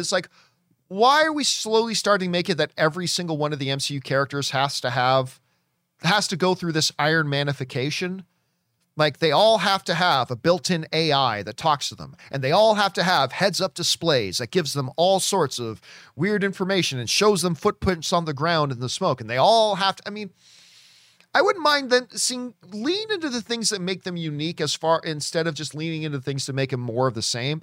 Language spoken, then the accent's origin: English; Canada; now in Los Angeles, United States; As a kid growing up in Canada